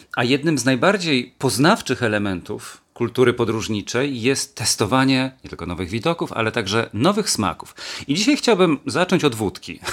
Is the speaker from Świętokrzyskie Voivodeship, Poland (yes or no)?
yes; Świętokrzyskie Voivodeship, Poland; w moich rodzinnych stronach, świętokrzyskiem